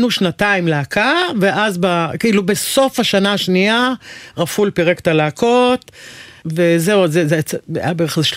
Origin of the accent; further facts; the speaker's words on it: Haifa, Haifa District, Israel; גדלתי בחיפה.